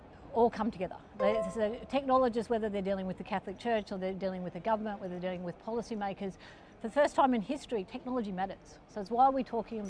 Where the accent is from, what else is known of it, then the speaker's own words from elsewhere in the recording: Australia; I'm Australian